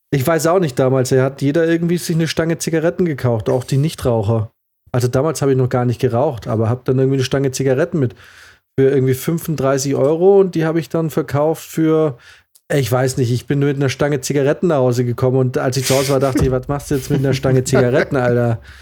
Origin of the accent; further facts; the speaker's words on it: Baden-Württemberg, Germany; aber ja, als Schwabe habe ich nie vergessen, hat mich gewurmt